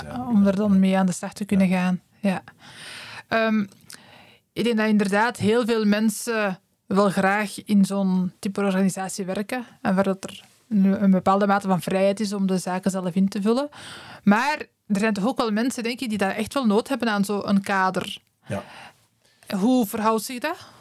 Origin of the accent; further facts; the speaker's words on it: Werchter, Flanders, Belgium; ik ben van Werchter